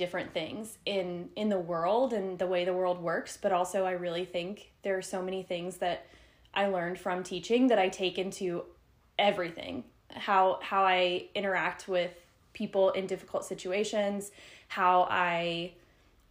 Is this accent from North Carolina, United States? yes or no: yes; North Carolina, United States; moved away as an adult; also born or lived in Atlanta, Georgia / Tulsa, Oklahoma; I was born in Atlanta, Georgia, but I grew up in a small town in North Carolina